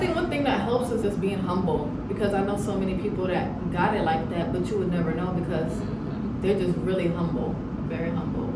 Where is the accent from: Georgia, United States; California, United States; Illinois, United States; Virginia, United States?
Georgia, United States; Atlanta; also born or lived in Eritrea; now in Washington, D.C., United States; I'm from Atlanta and Eritrea originally.